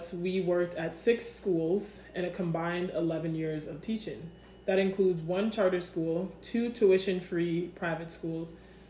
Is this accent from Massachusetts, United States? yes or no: yes; Nantucket, Massachusetts, United States; moved away as an adult; also born or lived in Kingston, Jamaica; I am 27 years old. I was born in Kingston, Jamaica, and I migrated to a very small island in Cape Cod, Massachusetts named Nantucket. When I was 7 years old